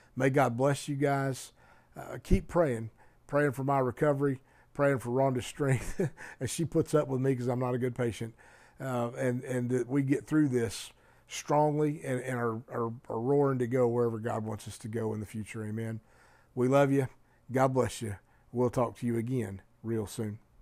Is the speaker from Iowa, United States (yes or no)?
no; Oklahoma, United States; moved away; also born or lived in Colorado; we were living in Colorado, but we're from Oklahoma